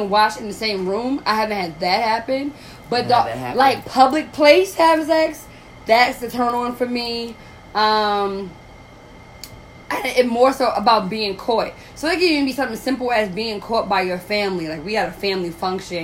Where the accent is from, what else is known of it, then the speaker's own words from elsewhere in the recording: New York, United States; I'm from New York